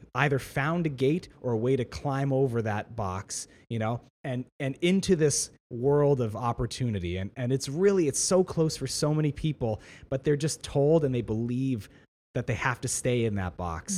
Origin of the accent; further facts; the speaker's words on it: Ontario, Canada; I'm a Canadian citizen. In, uh, in on, in Canada and in Ontario, I have a right to education.